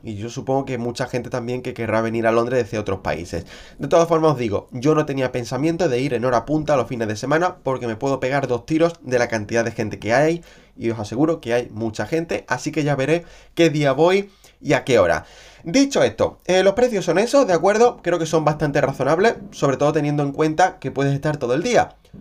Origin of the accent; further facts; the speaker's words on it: Andalusia, Spain; now in London, United Kingdom; en la región de donde yo vengo, en Andalucía